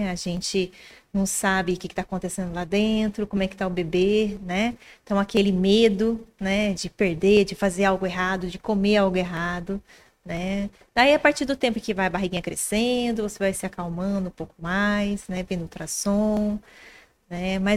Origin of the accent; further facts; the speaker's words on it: Minas Gerais, Brazil; also born or lived in São Carlos; Paulista criada em Minas Gerais.